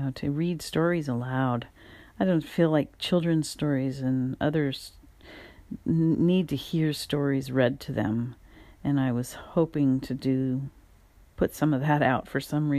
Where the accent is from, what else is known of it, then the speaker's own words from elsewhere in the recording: California, United States; also born or lived in Louisiana / San Francisco Bay Area; I'm from California. I'm in the San Francisco Bay Area. I've lived here most of my life. I've migrated up here from Southern California. with my parents